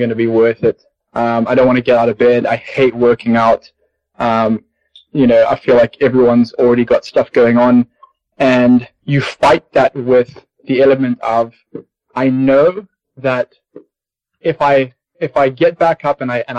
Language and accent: English; Zimbabwe; growing up in Zimbabwe